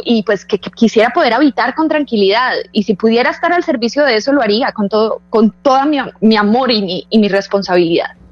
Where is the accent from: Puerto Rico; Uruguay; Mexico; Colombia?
Colombia; yo quiero tener una vida en Colombia, yo quisiera poder estar tranquila en mi país